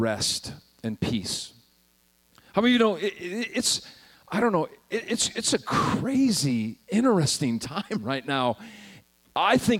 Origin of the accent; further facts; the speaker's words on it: Montana, United States; moved away as an adult; also born or lived in South Carolina; I was raised in Montana